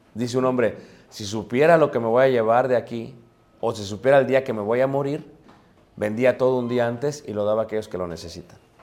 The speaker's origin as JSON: {"language": "Spanish", "country": "Mexico", "said": "como buenos mexicanos"}